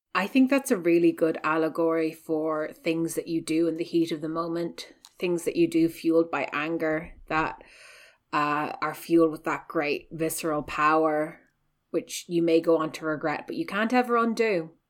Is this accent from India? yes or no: no; west of Ireland, Ireland; I'm also from the West, um, you know, I was raised